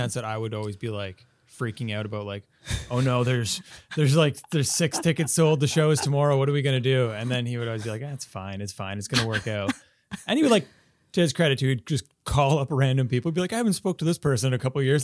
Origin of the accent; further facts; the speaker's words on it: Quebec, Canada; also born or lived in Halifax; now in Montreal, Canada; I'm from Quebec originally, so, like, uh, but I'm not from Montreal, so I'm still pretty new to Montreal